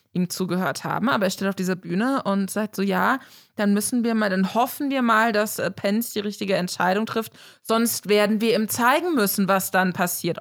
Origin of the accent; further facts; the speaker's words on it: Germany; eine klassische Deutsche